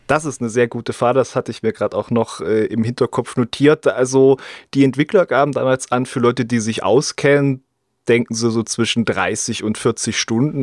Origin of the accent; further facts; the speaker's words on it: East Germany, Germany; bei uns im Osten